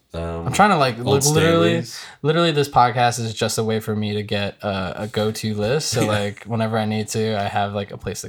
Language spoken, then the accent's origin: English; New Jersey, United States; also born or lived in Brooklyn, New York; Like I've pretty much lived in Jersey since I was a kid. I was born in Brooklyn